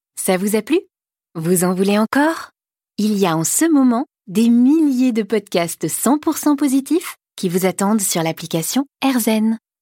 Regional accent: Marseille, Provence-Alpes-Côte d'Azur, France; je suis marseillaise

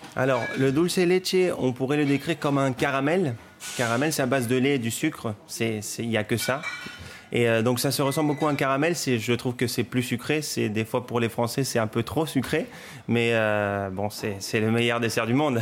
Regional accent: Córdoba, Argentina; now in Paris, France; je suis de Cordoba

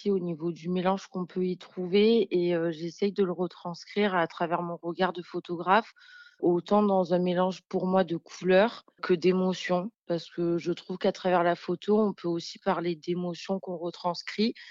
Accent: Marseille, Provence-Alpes-Côte d'Azur, France; born there; Je suis née à Marseille et c'est vrai que c'est une ville qui m'a toujours inspirée.

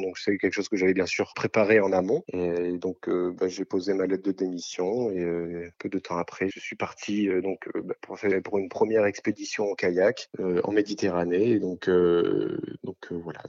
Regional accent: Toulon, Provence-Alpes-Côte d'Azur, France; je suis né dans le Var à Toulon

